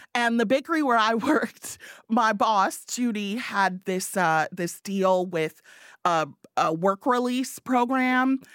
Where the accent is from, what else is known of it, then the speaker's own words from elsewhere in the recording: Evanston, Illinois, United States; moved away as an adult; also born or lived in Chicago; now in Kalamazoo, United States; I grew up in Evanston